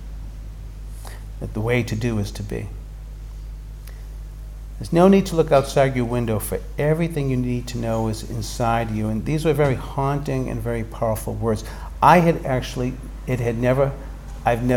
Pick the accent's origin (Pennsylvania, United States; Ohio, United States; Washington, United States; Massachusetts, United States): Massachusetts, United States; Boston; My experience growing up in Boston